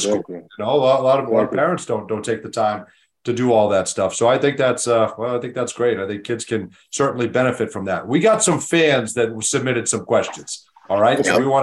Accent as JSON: {"language": "English", "town": "Boston", "region": "Massachusetts", "country": "United States", "tie": "born or raised there", "said": "I grew up in Boston and I grew up a Celtics fan."}